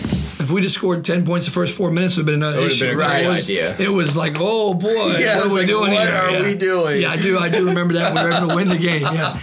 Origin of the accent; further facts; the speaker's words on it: Washington, District of Columbia, United States; now in Augusta, United States; I grew up in the Washington, D.C. area, and I absolutely abhor it